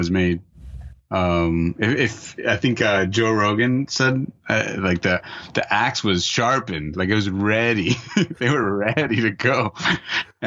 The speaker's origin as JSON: {"language": "English", "country": "Nicaragua", "tie": "born or raised there", "moved": "yes", "lives_now": "United States", "said": "I grew up in Nicaragua"}